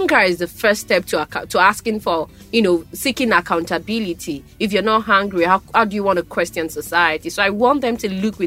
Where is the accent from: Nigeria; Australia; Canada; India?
Nigeria; Ibadan, Oyo; I come from Ibadan.